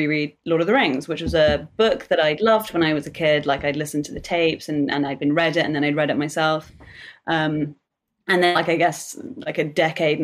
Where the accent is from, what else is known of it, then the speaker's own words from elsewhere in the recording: United Kingdom; I'm British